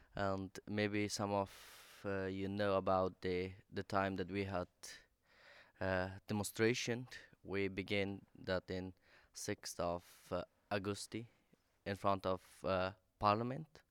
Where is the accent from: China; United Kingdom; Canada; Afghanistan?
Afghanistan; English is a second language; now in Sweden; I'm from Afghanistan